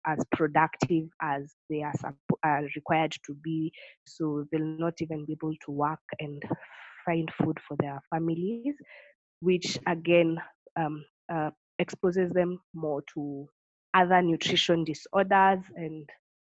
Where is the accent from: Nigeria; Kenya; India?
Kenya; Tharaka-Nithi County; I grew up in Kenya and I have my roots in Tharaka Nithi, which is one of the 47 counties in Kenya.